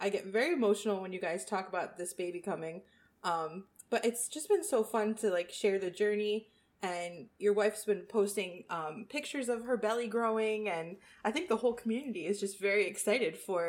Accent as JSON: {"language": "English", "region": "Florida", "country": "United States", "tie": "born or raised there", "also_born_or_lived": "Rhode Island", "moved": "as an adult", "said": "2 weeks ago tomorrow, I moved back to my home state of Florida."}